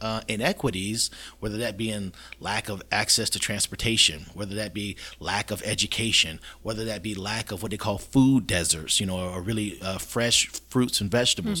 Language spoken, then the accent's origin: English; Florida, United States; Yeah, so this is my community. The people who I treat are people I grew up with, people I went to school